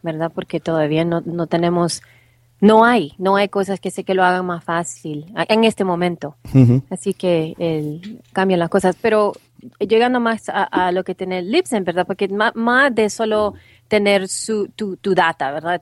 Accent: El Salvador; now in United States; soy salvadoreña, pero ya tengo muchísimos, muchísimos años de vivir en los Estados Unidos

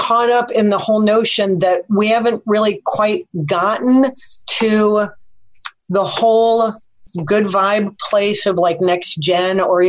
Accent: Chicago, Illinois, United States; I'm from Chicago. I lived in crappy neighborhoods in Chicago for many, many years

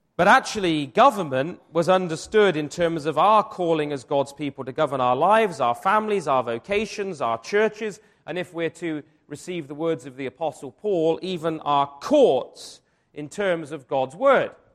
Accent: Wiltshire, South West England, United Kingdom; I grew up in Wiltshire

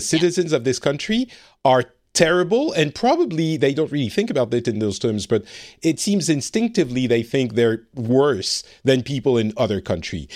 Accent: France; now in Finland; I live in Finland. I am originally from France

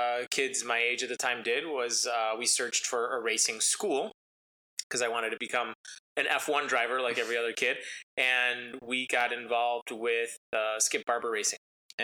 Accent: Schaumburg, Illinois, United States; I grew up in Schaumburg.

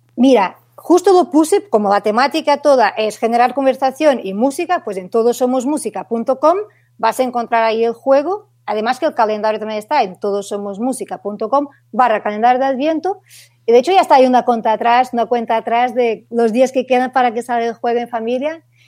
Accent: Portugal; Spanish is a second language; moved away as an adult; now in Barcelona, Spain; yo soy una portuguesa en Barcelona, que llevo ya casi ocho años aquí

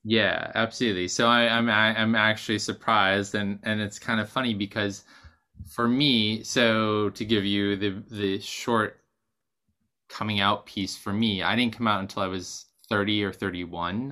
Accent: Maine, United States; also born or lived in Boston; now in New York, United States; growing up in Maine and moving to Boston

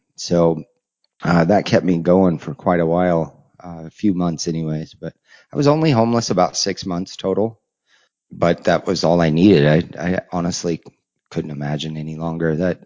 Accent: Colorado, United States; moved away as an adult; also born or lived in Nebraska; I had actually taken off from Colorado, my hometown area

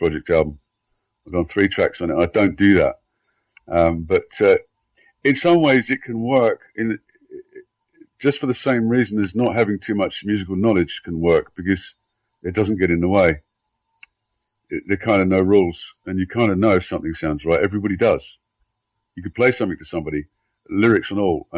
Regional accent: London, United Kingdom; now in Sweden; I'm in Sweden, although I'm from London

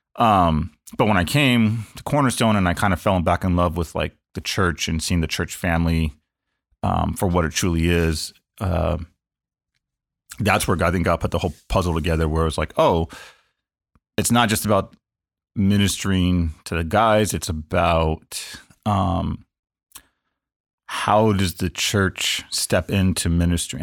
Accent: Los Angeles, California, United States; born and raised in Los Angeles, uh, pretty much outside of four months of my entire life, I have lived in L A County

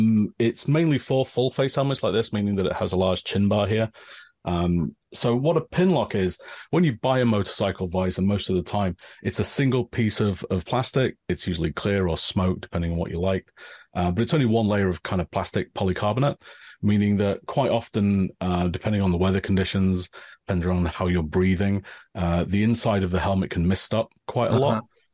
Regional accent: England, United Kingdom; now in Japan; I'm originally from England, as you might tell from the accent. Right now, I live in Japan. I've lived here for about most of the last 20 years.

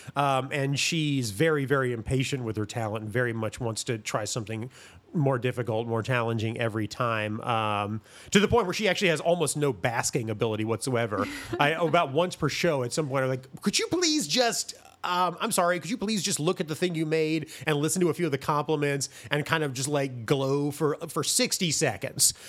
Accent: Greensboro, North Carolina, United States; born or raised there; also born or lived in Milwaukee, Wisconsin

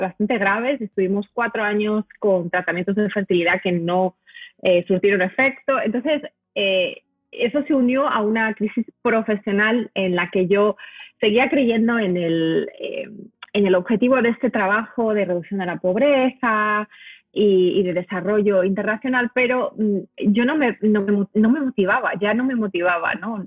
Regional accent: Madrid, Community of Madrid, Spain; moved away as an adult; also born or lived in United States / Africa; Yo soy española de nacimiento, me crié en, Madrid, soy madrileña, pero vine a Estados Unidos a, hacer una maestría

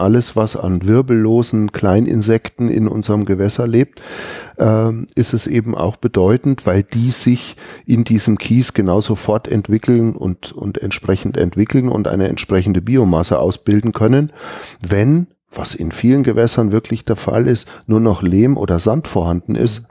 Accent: Allgäu, Germany; bei uns im Allgäu

